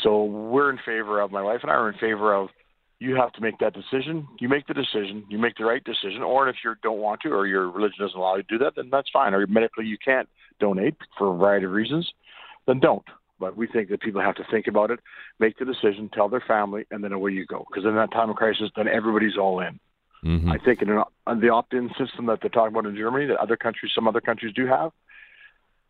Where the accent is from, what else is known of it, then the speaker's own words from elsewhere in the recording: Alberta, Canada; we're from Alberta.